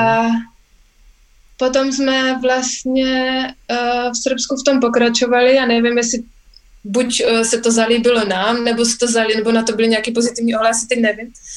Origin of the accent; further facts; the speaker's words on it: Czechia; jsme jako správní Češi